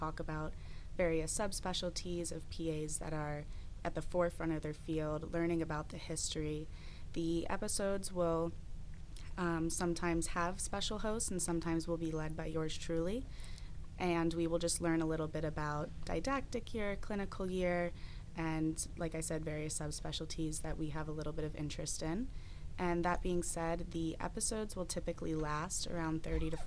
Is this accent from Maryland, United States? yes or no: yes; Annapolis, Maryland, United States; moved away; also born or lived in Washington, D.C.; I am from Annapolis, Maryland, originally